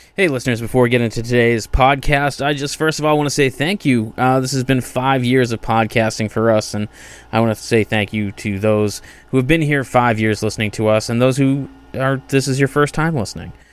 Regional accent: Massachusetts, United States; I grew up in Massachusetts, small suburban town

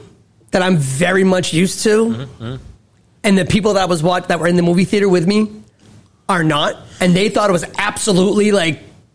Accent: Cambridge, Massachusetts, United States; We live in Massachusetts. I'm from Cambridge.

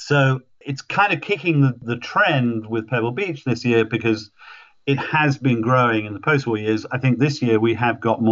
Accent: United Kingdom; I am British

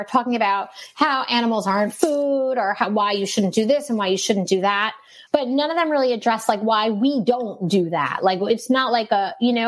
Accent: New York City, New York, United States; also born or lived in Rockaway Beach, Queens; I was born and raised in Brooklyn.

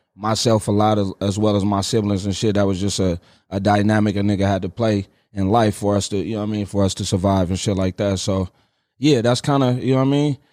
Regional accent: Richmond, California, United States; I grew up in Richmond, California

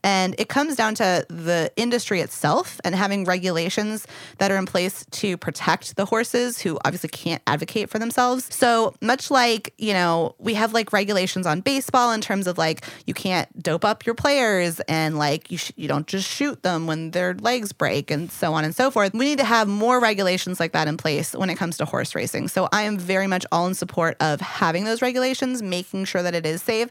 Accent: Louisville, Kentucky, United States; moved away; I grew up in Louisville and we don't like to talk about the rest of Kentucky

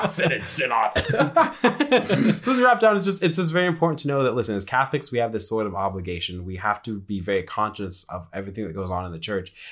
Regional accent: Colorado, United States; moved away; I come from Colorado, and I do remember this, my podunk little parish

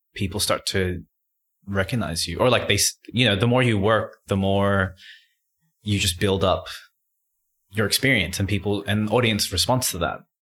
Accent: Sydney, New South Wales, Australia; growing up in Western Sydney, um, where it's naturally diverse

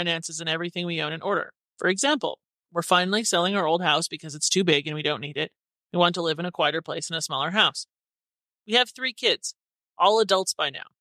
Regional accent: Canada; moved away as an adult; also born or lived in California; now in Country; I was Canadian

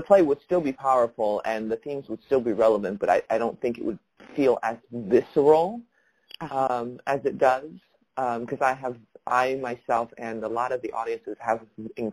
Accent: Taiwan; now in Los Angeles, United States; I was growing up in Taiwan, and then also here in the United States

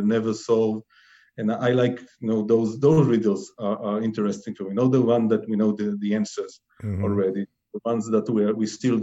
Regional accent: Israel; I'm from Israel

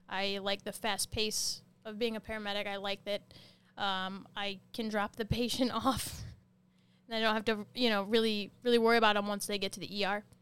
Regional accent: South Haven, Michigan, United States; South Haven, Michigan.

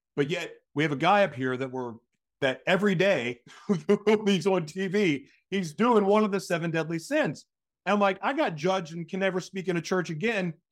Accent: Tulsa, Oklahoma, United States; from my hometown

